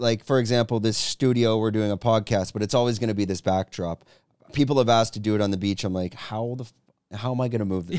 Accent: Canada; moved away as an adult; now in Thailand; I'm from Canada

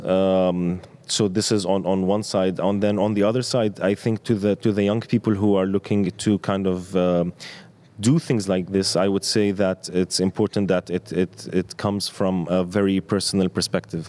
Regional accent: Amman, Amman Governorate, Jordan; as a skateboarder growing up in Amman

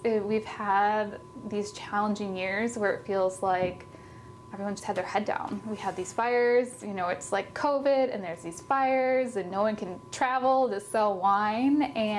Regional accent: Oregon, United States; When I travel now and I say I'm from Oregon, it's interesting that people will be like, oh, there's Pinot, or oh, the Willamette Valley.

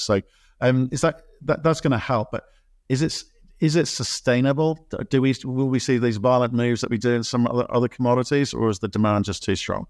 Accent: Australia; I was born in Australia.

